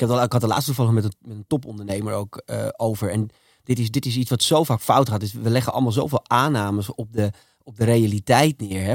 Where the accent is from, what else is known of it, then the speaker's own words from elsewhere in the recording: Almere, Flevoland, Netherlands; ik ben in Almere opgegroeid